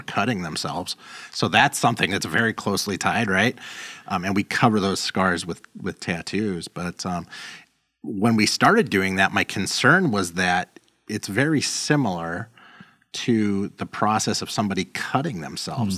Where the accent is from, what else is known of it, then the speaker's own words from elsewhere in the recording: Los Angeles, California, United States; moved away as an adult; now in Chicago, United States; I grew up in South Central L